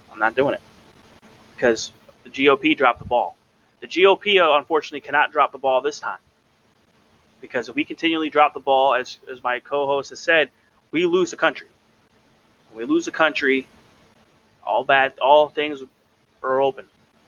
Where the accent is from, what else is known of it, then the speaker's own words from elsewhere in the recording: United States; we as the American people